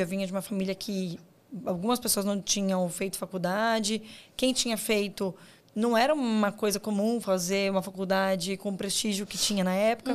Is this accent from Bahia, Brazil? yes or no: no; Guarulhos, São Paulo, Brazil; eu sou de Guarulhos, que para quem não é do estado de São Paulo, né? Guarulhos está na grande São Paulo